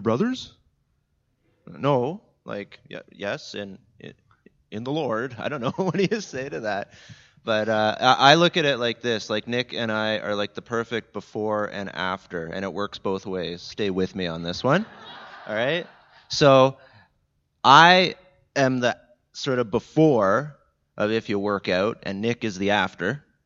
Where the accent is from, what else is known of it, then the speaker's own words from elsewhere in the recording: Jordan Station, Ontario, Canada; I'm from Niagara, the Niagara region, Southern Ontario.